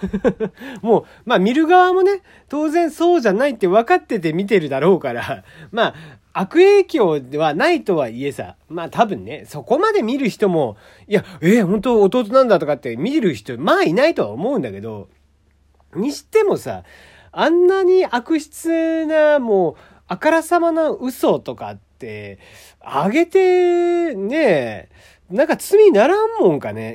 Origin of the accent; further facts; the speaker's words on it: Kagoshima, Japan; 私の地元鹿児島ですね